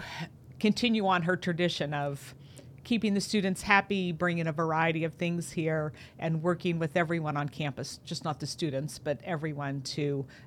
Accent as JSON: {"language": "English", "town": "DuBois", "region": "Pennsylvania", "country": "United States", "tie": "born or raised there", "also_born_or_lived": "California", "said": "Moved here when I was in third grade, so this has kind of been home for me"}